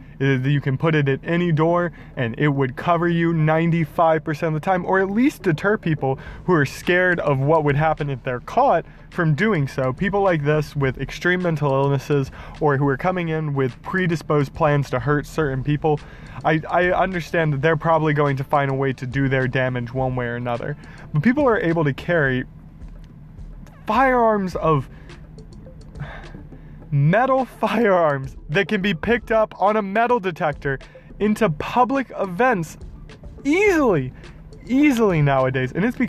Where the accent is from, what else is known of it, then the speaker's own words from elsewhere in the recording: Jacksonville, Florida, United States; It hurt my hometown and it hurt my heart to see people I know down there.